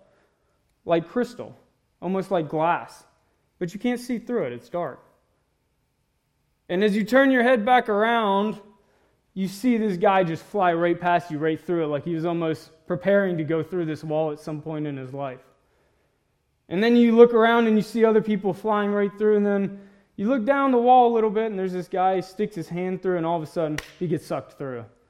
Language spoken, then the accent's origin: English; Mississippi, United States; moved away; I grew up in Mississippi. That's why I talk and look a little funny.